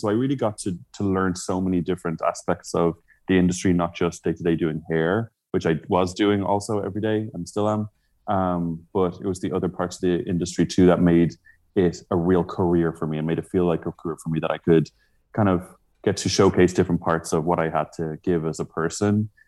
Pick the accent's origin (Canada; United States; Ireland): Ireland; Dublin, Leinster; I grew up in Dublin, uh, in Ireland